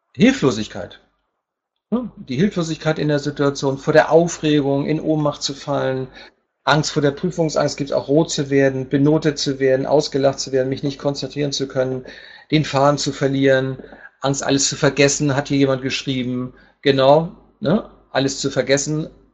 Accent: Hamburg, Germany; moved away as an adult; now in Palma, Spain; ich komme ursprünglich aus Hamburg

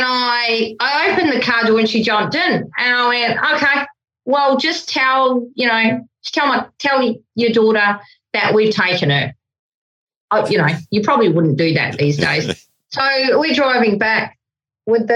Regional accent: New Zealand; I'm a Kiwi

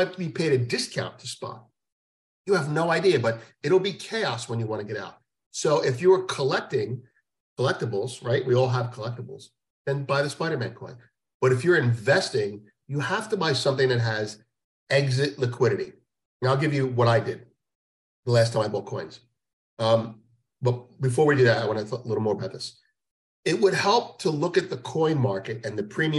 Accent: United States; as an American

